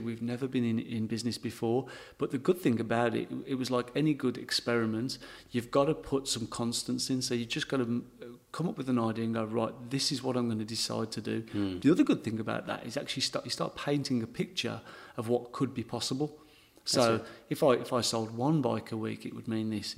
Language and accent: English; England, United Kingdom; accent: English; now in Berry, Australia; being English, because my accent obviously is quite strong